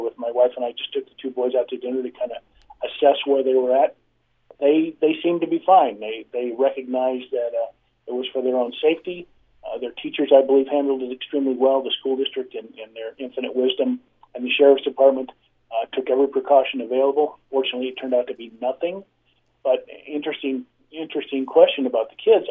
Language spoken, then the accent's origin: English; Midwest, United States; I was raised in the Midwest